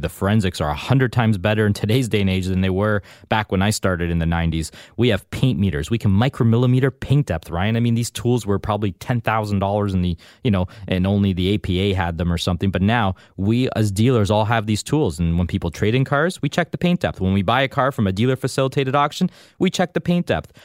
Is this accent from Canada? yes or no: yes; Canada; I'm a proud, loyal Canadian. I was born and raised here.